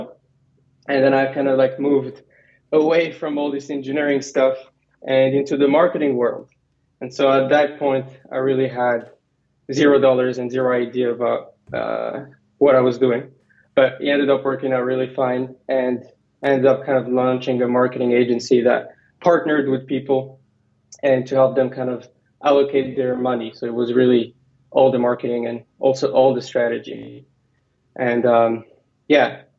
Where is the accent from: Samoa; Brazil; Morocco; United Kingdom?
Morocco; English is a second language; moved away as an adult; also born or lived in Virginia / San Francisco; I was born in Virginia, but I went back to Morocco when I was one and lived most of my life there. Went to a French high school